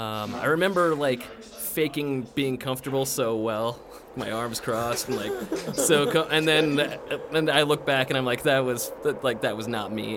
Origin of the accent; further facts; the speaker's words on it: Aurora, Colorado, United States; I grew up in Aurora